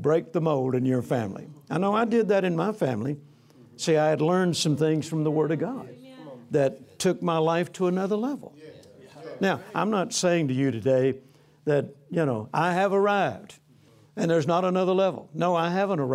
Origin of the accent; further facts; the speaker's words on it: Louisiana, United States; also born or lived in Mississippi; I was born on a farm in Mississippi. I grew up in Louisiana. I'm a country boy.